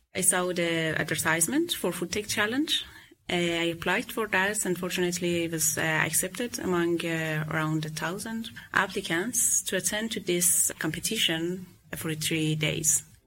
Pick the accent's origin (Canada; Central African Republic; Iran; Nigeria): Iran; Tehran, Tehran Province; English is a second language; moved away as an adult; now in Denmark; I come from Iran, uh, capital city of Tehran, and it's around two years that I'm living in Denmark.